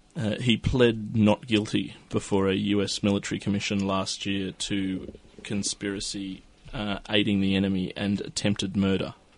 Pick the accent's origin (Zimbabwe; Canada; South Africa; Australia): Australia; an Australian citizen